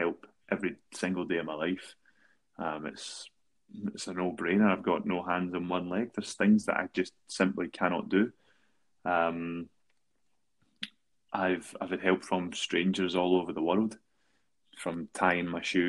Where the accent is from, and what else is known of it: Paisley, Scotland, United Kingdom; born or raised there